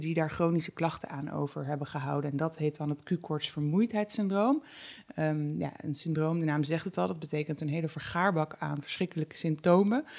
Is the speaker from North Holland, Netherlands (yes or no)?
no; North Brabant, Netherlands; bij ons in Brabant.